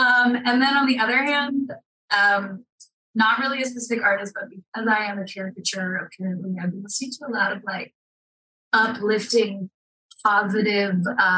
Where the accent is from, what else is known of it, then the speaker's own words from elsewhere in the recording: Maryland, United States; now in Utah, United States; I grew up in Maryland, like kind of on the foothills of the Appalachian Mountains.